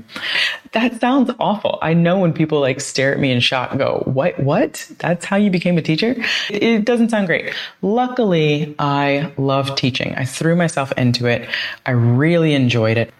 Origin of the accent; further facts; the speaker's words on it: Columbus, Ohio, United States; moved away as an adult; also born or lived in Toledo, Ohio / Florida; now in Buenos Aires, Argentina; I grew up in Columbus, Ohio, went to the University of Toledo